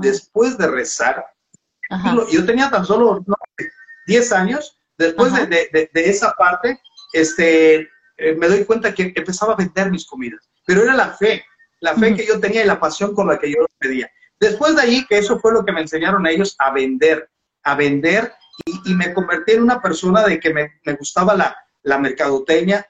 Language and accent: Spanish; Valladolid, Yucatán, Mexico; moved away as an adult; also born or lived in Mexico City / Cancún; Se llama Valladolid, Yucatán, donde yo nací